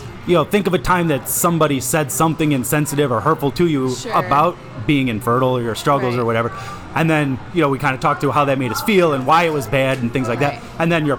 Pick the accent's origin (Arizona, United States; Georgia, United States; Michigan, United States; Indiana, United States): Michigan, United States; Detroit; We're from Metro Detroit area.